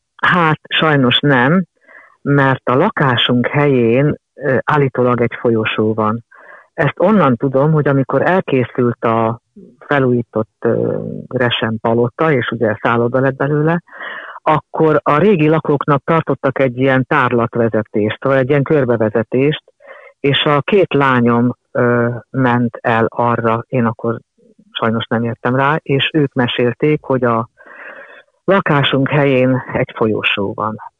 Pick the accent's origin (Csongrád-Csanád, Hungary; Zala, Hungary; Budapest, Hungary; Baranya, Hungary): Budapest, Hungary; az a lakás volt az én szüleimnek az első lakása